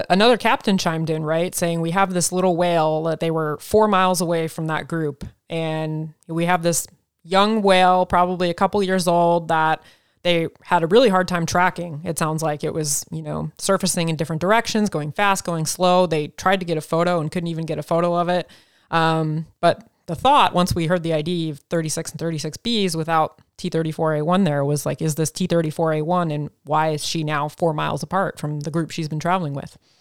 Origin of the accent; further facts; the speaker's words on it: Oregon, United States; growing up in Oregon